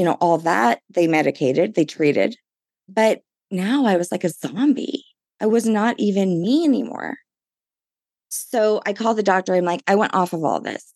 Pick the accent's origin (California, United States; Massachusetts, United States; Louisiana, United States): Louisiana, United States; New Orleans; I'm from New Orleans